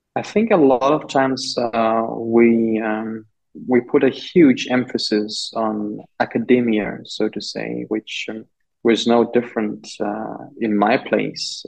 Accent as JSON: {"language": "English", "town": "Liwale", "region": "Lindi", "country": "Tanzania", "tie": "born or raised there", "moved": "yes", "said": "the town district where I grew up in Liwale, southern Tanzania"}